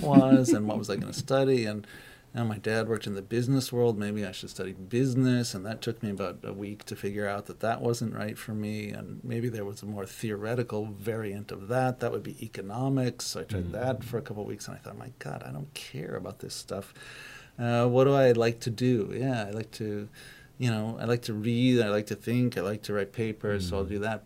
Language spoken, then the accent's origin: English; United States; moved away as an adult; also born or lived in Trondheim, Norway / Tromsø, Norway; now in Norway; because I come from the states